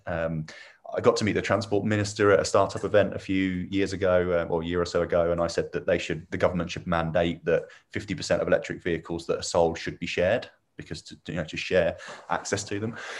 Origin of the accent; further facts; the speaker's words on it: Milton Keynes, South East England, United Kingdom; also born or lived in Northampton; I was born and bred in Milton Keynes